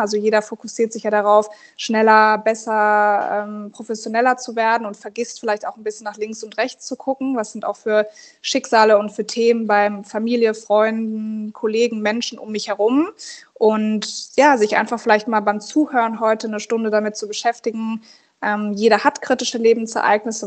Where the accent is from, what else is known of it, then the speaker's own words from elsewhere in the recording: Berlin, Germany; Und ich komme ja aus Berlin, das ist quasi fünf Minuten von unserem Zuhause